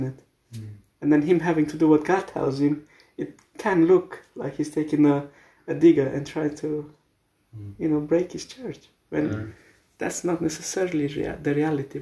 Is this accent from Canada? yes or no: no; Romania; moved away; churches back from where I come from Romania